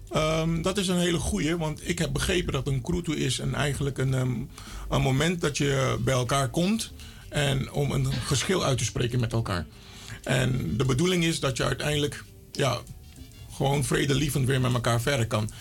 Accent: Suriname; ik ben Surinamer

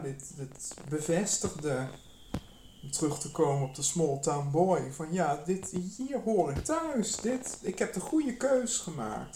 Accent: Nijmegen, Gelderland, Netherlands; moved away; also born or lived in Amsterdam; ik kom uit, ik ben in Nijmegen geboren

